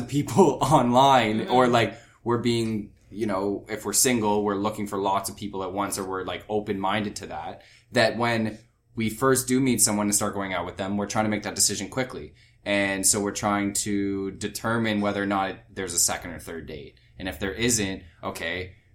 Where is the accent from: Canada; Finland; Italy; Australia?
Canada; Ottawa, Ontario; now in Toronto, Canada; I'm from Ottawa